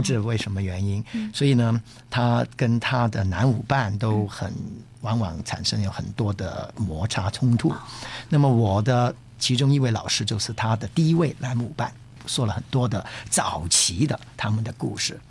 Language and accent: Chinese; Hong Kong; 我是一个香港人